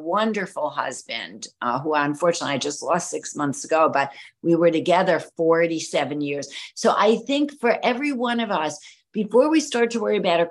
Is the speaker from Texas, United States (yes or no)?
no; New York City, New York, United States; moved away as an adult; now in Miami, United States; an Italian American girl growing up in New York City